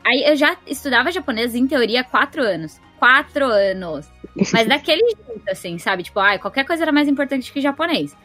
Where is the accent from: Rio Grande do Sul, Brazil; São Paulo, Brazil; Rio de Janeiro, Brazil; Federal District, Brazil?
São Paulo, Brazil; moved away as an adult; now in Japan; que sou de São Paulo